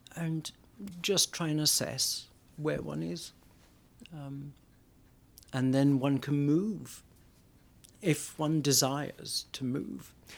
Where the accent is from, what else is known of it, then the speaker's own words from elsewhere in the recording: Wales, United Kingdom; my home town in Wales, it would be very much a community